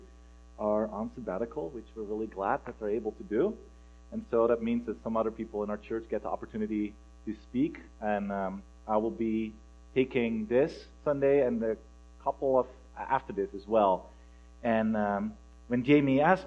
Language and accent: English; Netherlands; moved away as an adult; now in Pullman, United States; together with my accent, you might figure out, oh, where is he from? I'm originally from Holland